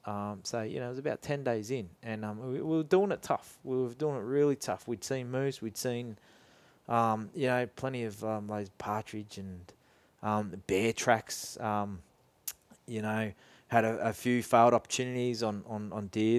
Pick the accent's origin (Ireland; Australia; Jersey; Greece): Australia; Boronia, Victoria; also born or lived in Scotland; we, we grew up in Bronya. Um, we had some bush blocks around the place